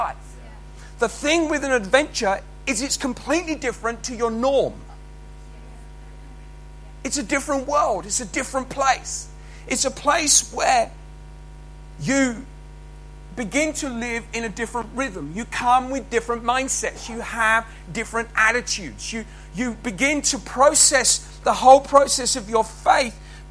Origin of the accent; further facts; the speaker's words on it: Haywards Heath, South East England, United Kingdom; I was born in Haywards Heath, and I'd come back to work there with my uncles